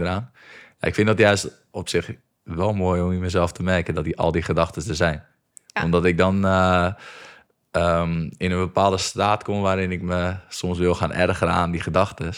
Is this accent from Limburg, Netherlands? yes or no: no; Egmond, North Holland, Netherlands; ik kom hier uit Egmond. En dat is echt gewoon een klein dorpje met 2000 eh, mensen